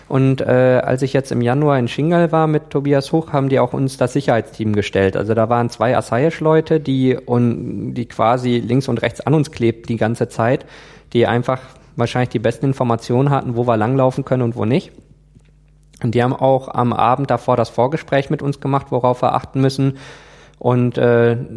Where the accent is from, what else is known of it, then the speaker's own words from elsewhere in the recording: Germany; Wenn ich dahin fliege, registriere ich mich ja auch immer beim Auswärtigen Amt als Deutscher im Ausland.